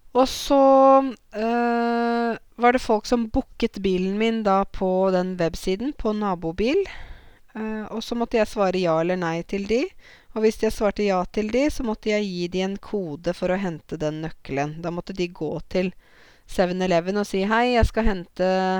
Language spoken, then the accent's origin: Norwegian; Norway; also born or lived in Zanzibar; sånn sett er jeg jo som nordmann